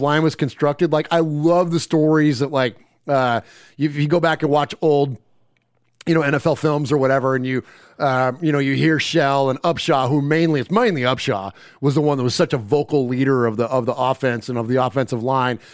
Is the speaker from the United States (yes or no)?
yes; Bay Area, California, United States; now in Middle Tennessee, United States; I'm from the Bay Area originally. Carried my Raider fandom out here with me